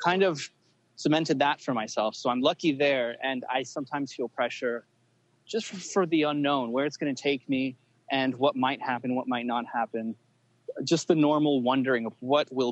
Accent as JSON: {"language": "English", "town": "Los Angeles", "region": "California", "country": "United States", "tie": "born or raised there", "said": "I was born in LA."}